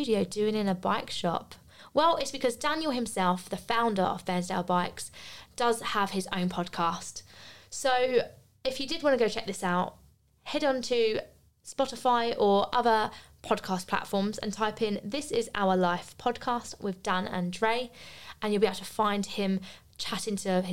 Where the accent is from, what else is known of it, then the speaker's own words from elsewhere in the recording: United Kingdom; moved away as an adult; also born or lived in Australia / Bristol; I was back in my home country, the country I didn't want to live in.